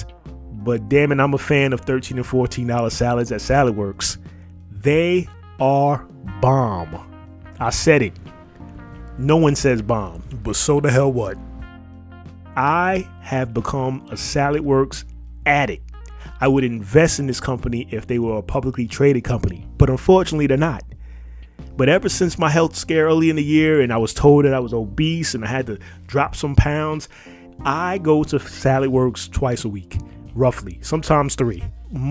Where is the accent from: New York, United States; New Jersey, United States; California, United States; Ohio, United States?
New York, United States; New York City; growing up in New York City when we didn't have a Walmart